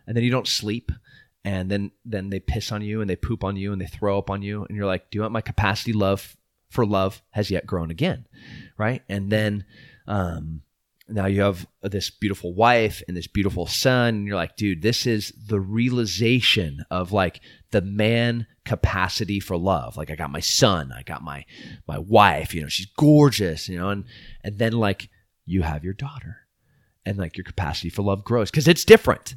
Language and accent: English; United States; we are beautiful American people